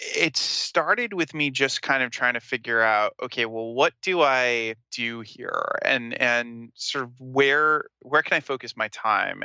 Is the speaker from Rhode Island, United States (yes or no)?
yes; Smithfield, Rhode Island, United States; also born or lived in Providence, Rhode Island; I'm from Rhode Island